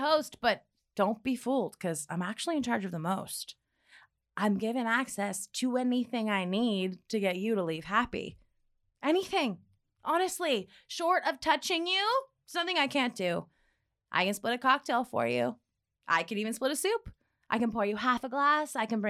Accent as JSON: {"language": "English", "region": "Midwest", "country": "United States", "said": "Yes. The Midwest? They always guess that."}